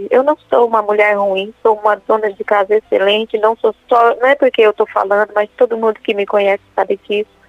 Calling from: Dourados, Mato Grosso do Sul, Brazil; Eu falo de Dourados, padre.

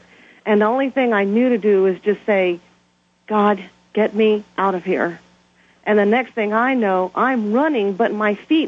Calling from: Brighton, Colorado, United States; And I'm calling from Brighton, Colorado.

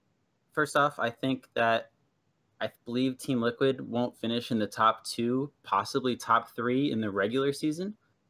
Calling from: Gainesville, Virginia, United States; I'm calling from Gainesville, Virginia. It's about an hour south of DC.

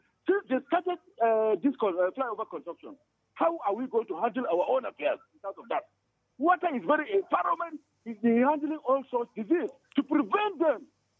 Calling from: Angwarguba, Plateau, Nigeria; I'm calling from Angwarguba, Mr. Ponsar.

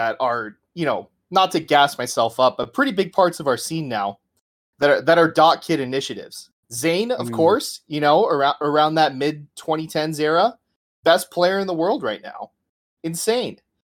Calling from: Tempe, Arizona, United States; Tempe, Arizona, baby.

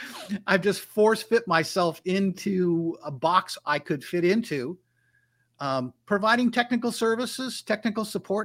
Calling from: North Carolina, United States; This time I'm actually in my home office in North Carolina.

